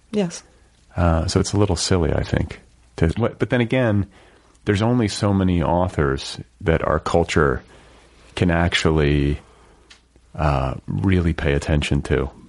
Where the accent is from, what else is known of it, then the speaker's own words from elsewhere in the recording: Wisconsin, United States; I'm from Wisconsin originally.